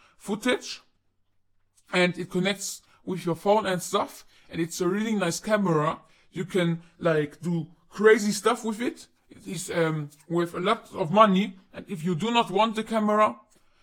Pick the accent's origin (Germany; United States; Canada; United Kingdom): United Kingdom; I am not American. I am from the UK. I live in the UK right now